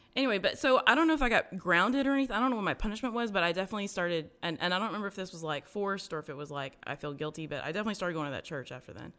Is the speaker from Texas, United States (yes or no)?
yes; Garland, Texas, United States; also born or lived in Dallas; I was, uh, born in Dallas, uh, but we moved when I was, like, one to Garland. Um, and so grew up in, I've lived my whole life until I was, like, thirty-five to, in Garland